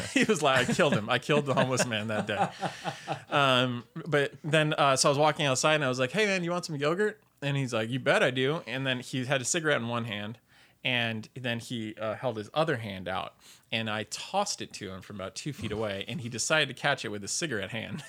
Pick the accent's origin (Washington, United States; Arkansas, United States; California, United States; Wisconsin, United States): California, United States; Sacramento; also born or lived in Kern County, California / Bay Area, California; I grew up in Sacramento